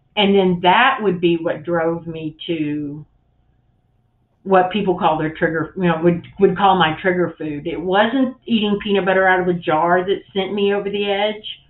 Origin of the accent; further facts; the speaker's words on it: the South, United States; I grew up in the South